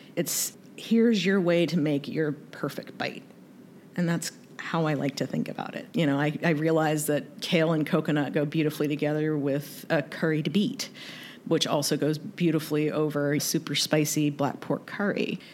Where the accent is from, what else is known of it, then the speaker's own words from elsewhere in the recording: North Carolina, United States; also born or lived in Kentucky; So I was raised in the South, born in Kentucky, raised in North Carolina